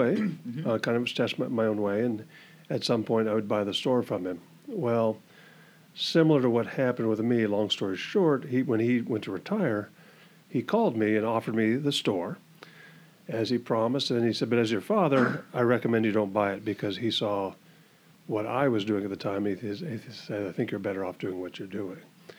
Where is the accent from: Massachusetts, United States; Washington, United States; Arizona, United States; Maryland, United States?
Washington, United States; also born or lived in Everett, Washington / Gig Harbor, Washington; now in Camano Island, United States; born and raised in Washington, I was born in Everett. Grew up kind of in between Bellevue, Renton, and Issaquah